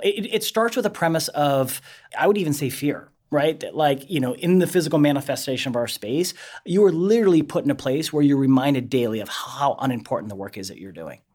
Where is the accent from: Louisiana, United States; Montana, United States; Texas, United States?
Montana, United States; moved away; I grew up in Montana